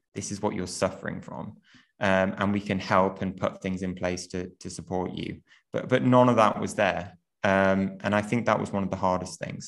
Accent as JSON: {"language": "English", "town": "Newcastle upon Tyne", "region": "North East England", "country": "United Kingdom", "tie": "born or raised there", "said": "I grew up in in Newcastle"}